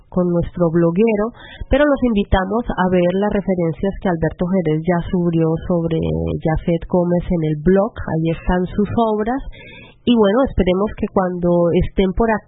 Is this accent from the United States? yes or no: no; Guatemala; now in Stuttgart, Germany; de Guatemala y los saludo desde Stuttgart.